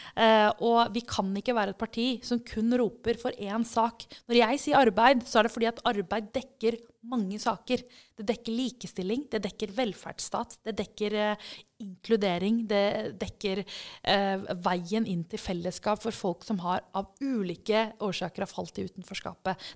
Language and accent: Norwegian; Oslo, Norway; da jeg vokste opp, så eh, kom jeg fra Groruddalen